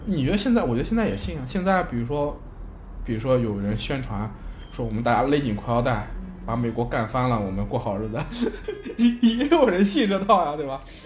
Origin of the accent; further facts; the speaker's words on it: China; 就是我们中国人说的旱就是灾年